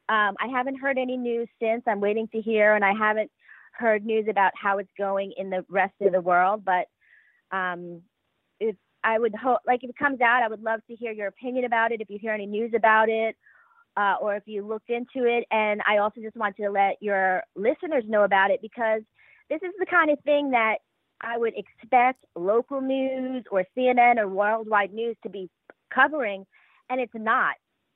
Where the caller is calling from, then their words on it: New York City, New York, United States; calling from New York City.